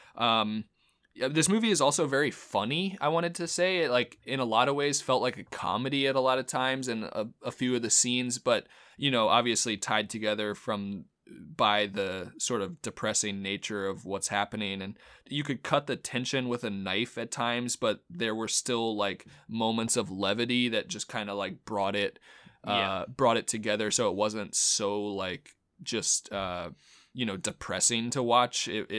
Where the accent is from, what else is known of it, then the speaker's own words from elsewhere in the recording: New York, United States; I mean, as a New Yorker, lot of the stuff I agreed with.